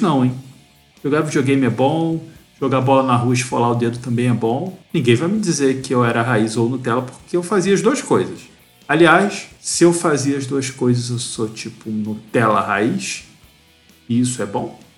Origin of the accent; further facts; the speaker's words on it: Rio de Janeiro, Brazil; Eu sou do Rio